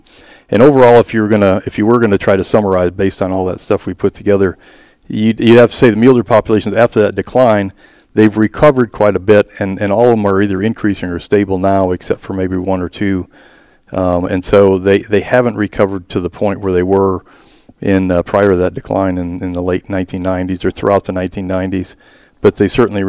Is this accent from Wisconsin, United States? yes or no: yes; Wisconsin, United States; moved away as an adult; also born or lived in South Texas; now in Arizona, United States; I grew up in Wisconsin, hunted whitetails in Wisconsin